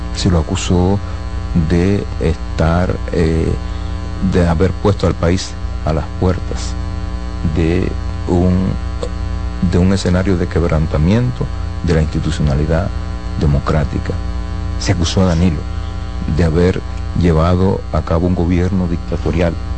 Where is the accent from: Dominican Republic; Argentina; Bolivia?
Dominican Republic